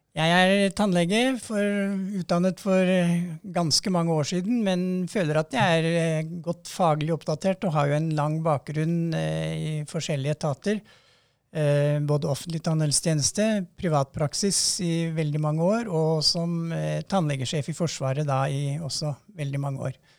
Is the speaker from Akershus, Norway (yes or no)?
yes; Romerike, Akershus, Norway; jeg er jo fra Romerike